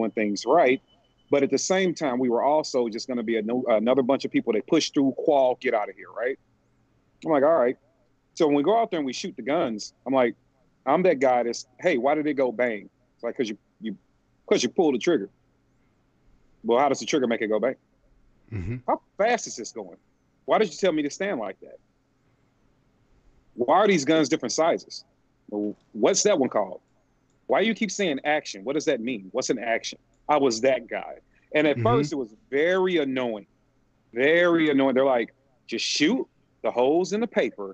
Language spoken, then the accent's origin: English; St. Louis, Missouri, United States; I'm from St. Louis, Missouri.